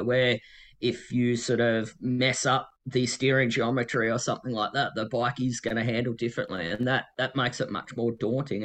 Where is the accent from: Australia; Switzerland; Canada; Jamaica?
Australia; Tasmania; I Ride Tasmania, uh, which is my home state